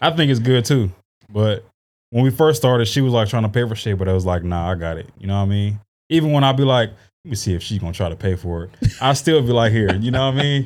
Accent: San Diego, California, United States; also born or lived in Arlington, Texas / Oklahoma / Arkansas; I grew up here. I was in a, I went to Valencia

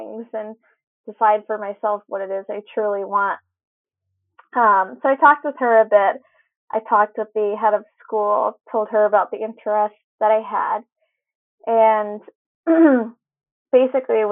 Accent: Newington, Connecticut, United States; I grew up in Newington, the town right next to West Hartford

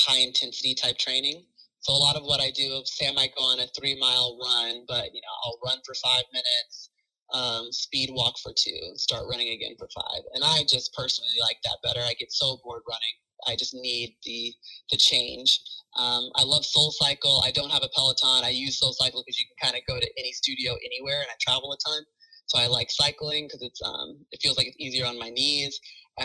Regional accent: Alpharetta, Georgia, United States; moved away as an adult; I grew up in Alpharetta, you know, an hour away from Athens

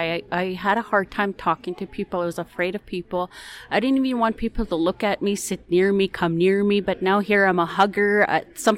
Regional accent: Makwa Sahgaiehcan, Saskatchewan, Canada; moved away; I'm originally from Maquisagagan

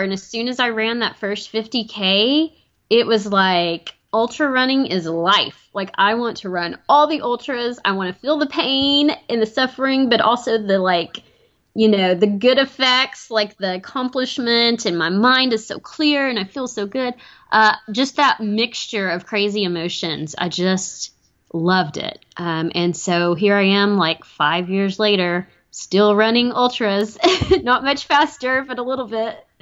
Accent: Chattanooga, Tennessee, United States; my hometown of Chattanooga

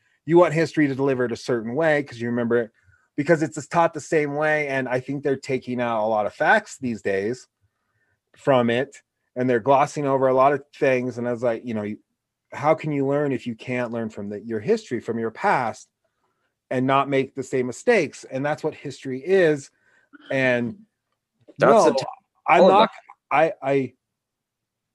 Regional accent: Portland, Oregon, United States; now in Laramie, United States; growing up in Oregon, my classes were very mixed.

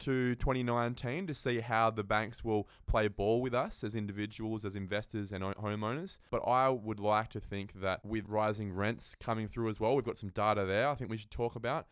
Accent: Perth, Western Australia, Australia; also born or lived in Derby, Western Australia; I'm a West Australian born and bred. I was born in Derby up in the Kimberley and lived in Morley my whole life

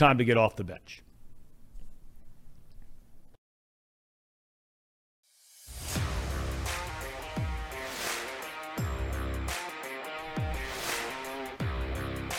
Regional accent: Cincinnati, Ohio, United States; a childhood friend of mine that I grew up with in Cincinnati

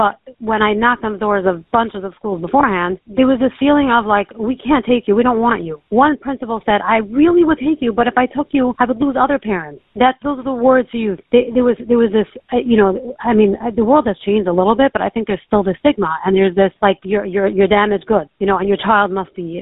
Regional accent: New York City, New York, United States; moved away as an adult; also born or lived in Lakewood, New Jersey; now in Baltimore, United States; I grew up in Queens, went to high school in Brooklyn, and then I got married at 21 and moved to Lakewood.

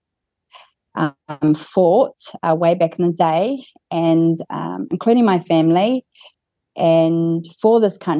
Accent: Kaitaia, Northland, New Zealand; I was born in Kaitaia

